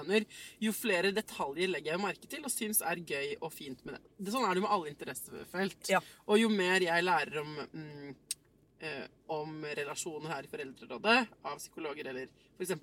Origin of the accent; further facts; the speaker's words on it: Oslo, Norway; jeg er født på Ullevål sykehus